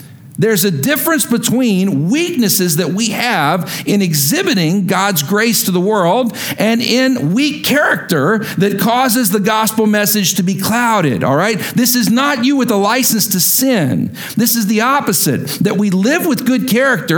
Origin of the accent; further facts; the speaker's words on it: West Texas, United States; accent: West Texas long I; I'm from West Texas